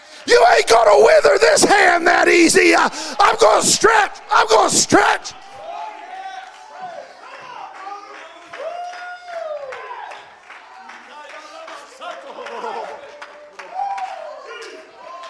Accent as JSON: {"language": "English", "region": "California", "country": "United States", "tie": "born or raised there", "also_born_or_lived": "Washington, Missouri", "said": "I was raised in California"}